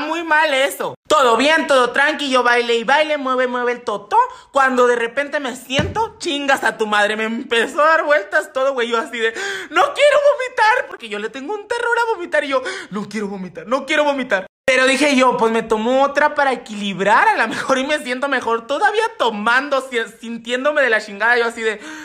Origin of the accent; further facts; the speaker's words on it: Temoris, Chihuahua, Mexico; also born or lived in Chínipas, Chihuahua; Yo nací en Chinipas, Chihuahua, orgullosamente. Y el pueblo donde viví que siempre les hablo se llama Temoris, Chihuahua